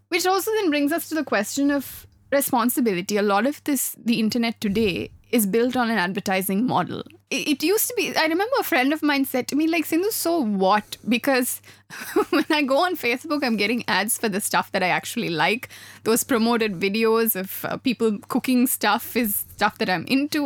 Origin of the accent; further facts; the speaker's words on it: Sri Lanka; I grew up in Sri Lanka